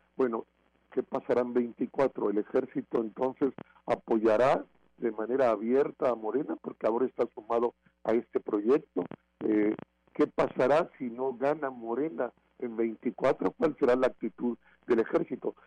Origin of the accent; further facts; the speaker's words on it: Mexico; como mexicanas y mexicanos